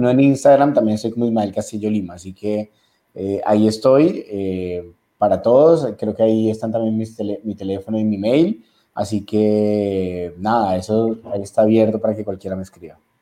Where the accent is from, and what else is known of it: Ecuador